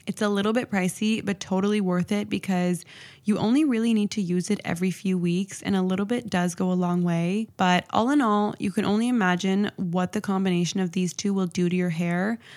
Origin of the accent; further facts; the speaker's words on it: Toronto, Ontario, Canada; I'm from Toronto, and it gets really, really cold here